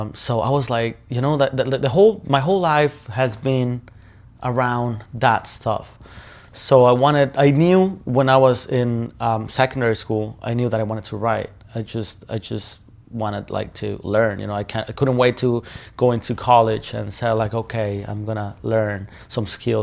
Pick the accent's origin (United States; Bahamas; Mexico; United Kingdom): Mexico; Ciudad Juárez, Chihuahua; I grew up in Juarez. I was born in Ciudad